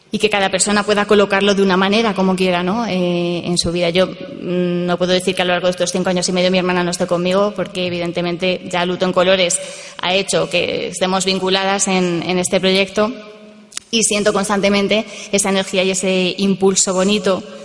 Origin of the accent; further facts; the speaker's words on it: Madrid, Community of Madrid, Spain; yo soy de Madrid, vivo en Madrid